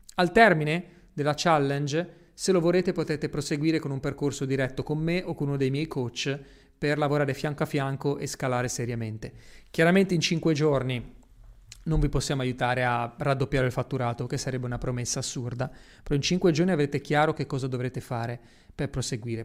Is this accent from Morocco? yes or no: no; Genoa, Liguria, Italy; moved away; also born or lived in Miami / Dubai; Io da piccolo giravo nelle strade di Genova e mi stava stretta, a me la mia città mi stava stretta